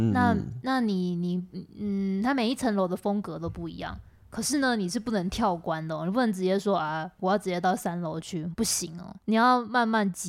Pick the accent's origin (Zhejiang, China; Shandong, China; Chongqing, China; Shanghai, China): Shanghai, China; 因为我是上海人啊，怎么样？